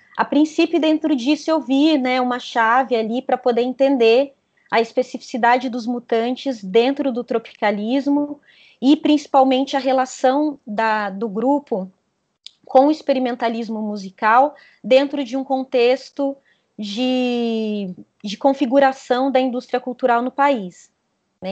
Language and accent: Portuguese; south of Minas Gerais, Brazil; na cidade onde eu cresci, né, uma cidade pequenininha, é, do sul de Minas Gerais